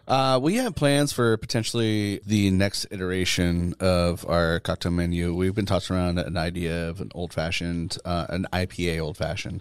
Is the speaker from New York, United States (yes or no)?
no; Southern New Hampshire, United States; moved away; I am from Southern, uh, Southern New Hampshire